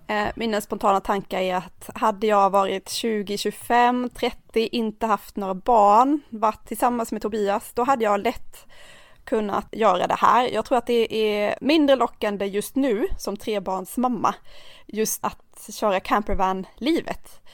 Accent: Blekinge, Sweden; Jag är uppvuxen i Blekinge

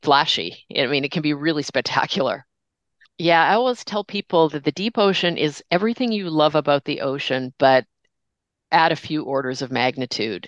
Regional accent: Toronto, Ontario, Canada; growing up in Toronto, north of Toronto

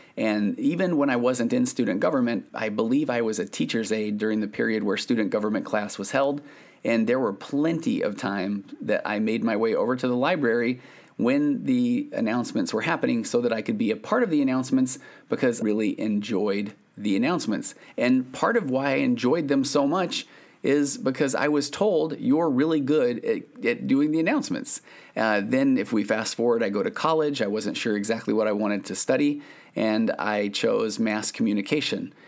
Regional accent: Sandy, Utah, United States; I grew up in Sandy, Utah.

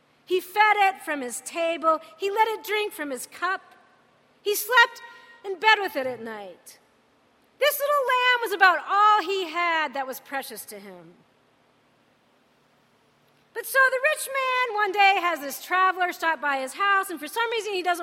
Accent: United States; I'm American.

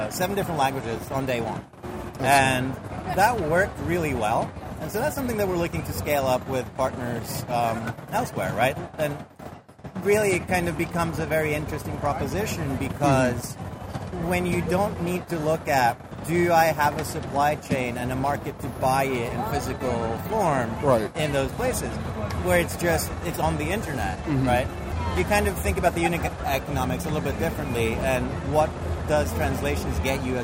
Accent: Norway; moved away; So I'm originally from Europe. I'm from Norway

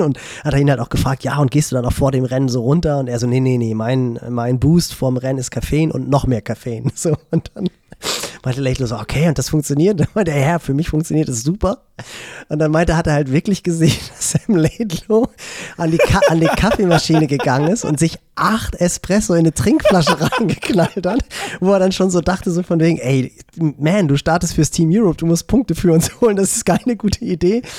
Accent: Northern Germany, Germany; bei uns im Norden

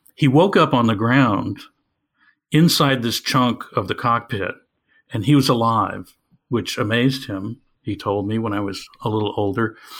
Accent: Evanston, Illinois, United States; my hometown of Evanston, Illinois

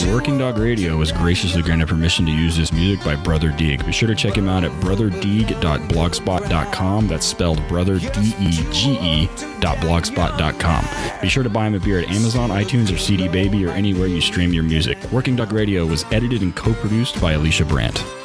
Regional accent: Oklahoma, United States; I'm from Oklahoma

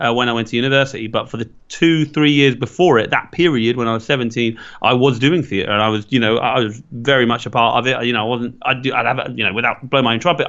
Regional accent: Ireland; and I'm Irish

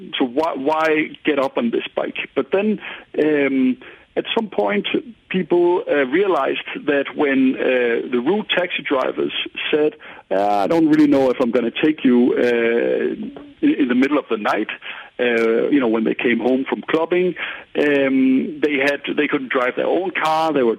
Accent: Paris, Île-de-France, France; So Paris, I grew up in Paris. It was an extremely car-centric city, and people almost got mad if they saw me on a bike

